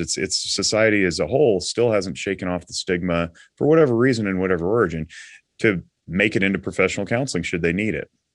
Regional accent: Nevada, United States; also born or lived in Reno, Nevada; I am from Nevada, I'm fifth generation

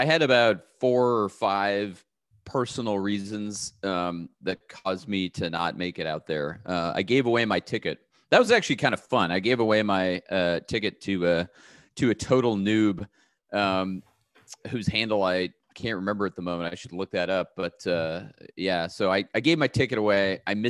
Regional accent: Pasadena, California, United States; I grew up in the Los Angeles area, Pasadena area, which is, you know, not that far from where I am right now.

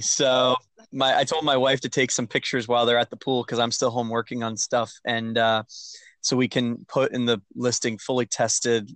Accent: Maine, United States; I'm from Maine

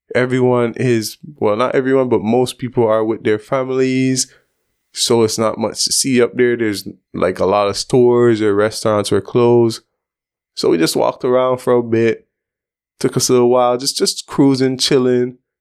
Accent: Belize; growing up in Belize, we have a large Asian community.

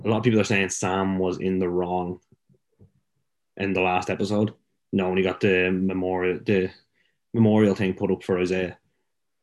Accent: Ireland; us being white Irish kids

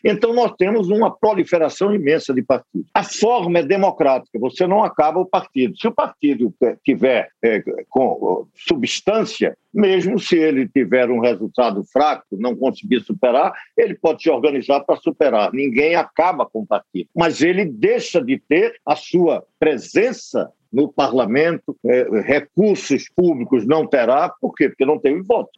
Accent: Northeast Region, Brazil

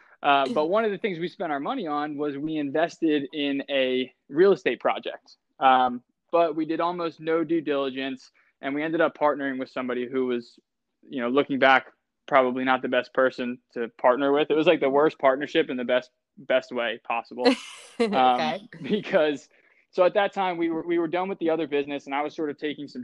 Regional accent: Delaware County, Pennsylvania, United States; we're both from right around here. I'm from Delco. I went to Garner Valley High School

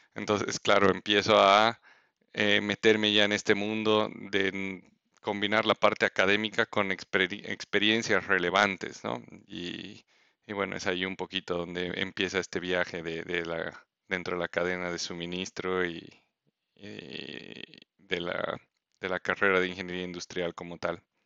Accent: Bolivia; first language Spanish; moved away as an adult; also born or lived in Mexico; yo siendo boliviano quería mm, eh, eventualmente, quiero eventualmente volver a ejercer en mi país

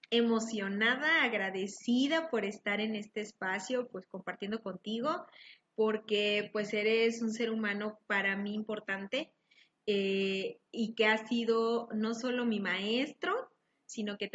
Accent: Mérida, Yucatán, Mexico; moved away as an adult; also born or lived in Monterrey, Mexico; now in Chihuahua, Mexico; soy yucateca. Yucateca.

